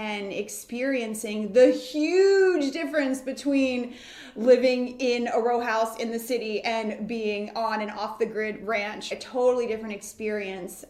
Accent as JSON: {"language": "English", "town": "Baltimore", "region": "Maryland", "country": "United States", "tie": "born or raised there", "also_born_or_lived": "Washington, D.C.", "said": "my experience living in a row home in the heart of the city in Washington, D.C. was very different than when we moved to the suburbs of Baltimore when I was in first grade"}